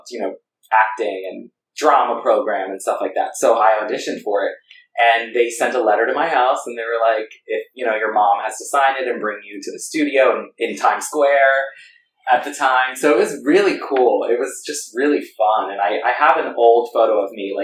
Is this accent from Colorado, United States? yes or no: no; New York, United States; I'm born and raised in New York.